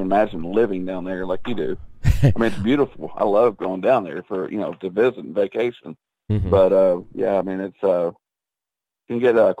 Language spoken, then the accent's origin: English; Somerset, Kentucky, United States; I was born and raised in a city here. It's Somerset, Kentucky. And the county population is, you know, roughly about, you know, 75,000 people. It's a beautiful, beautiful, beautiful lake community.